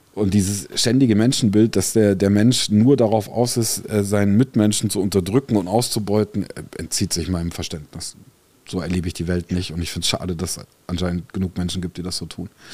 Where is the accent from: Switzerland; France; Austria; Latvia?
France; now in Germany; in Frankreich, äh, wo ich groß geworden bin